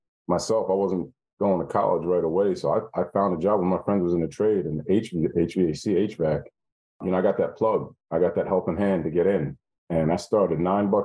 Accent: New York, United States; I'm from the North, I'm from, you know, New York.

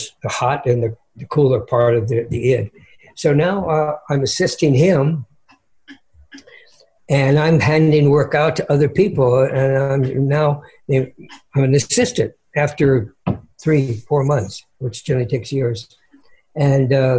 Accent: San Francisco Bay Area, California, United States; I'm from the Bay Area, San Francisco Bay Area

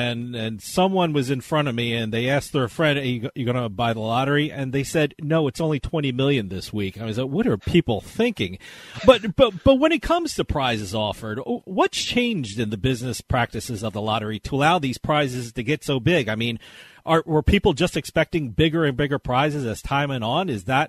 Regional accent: New York area, New Jersey, United States; when I was growing up in New Jersey, New York area

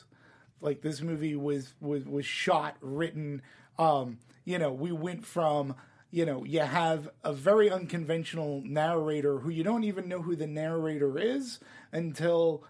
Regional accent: Los Angeles, California, United States; growing up, I was here in L.A.

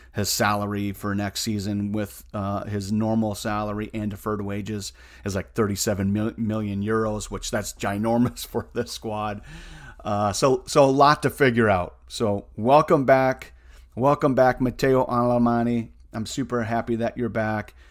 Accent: United States; I'm an American

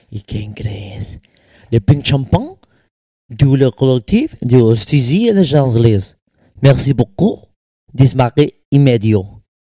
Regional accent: Mexico; accent: American; also born or lived in United States; mi acento americano, yo no lo puedo negar. ¿Por qué? Porque también crecí en los Estados Unidos y crecí en México. Ahora yo no puedo negar mi bandera. Mi bandera es mexicana porque mis papeles son mexicanos.

